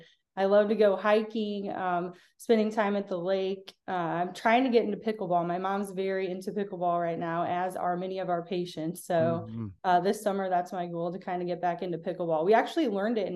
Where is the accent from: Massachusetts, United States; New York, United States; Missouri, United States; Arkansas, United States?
Missouri, United States; St. Louis; I was born and raised here in St. Louis, Missouri